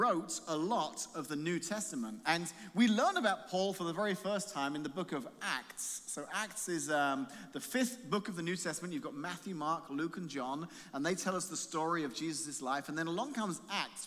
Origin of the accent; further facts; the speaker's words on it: England, United Kingdom; now in United States; being an Englishman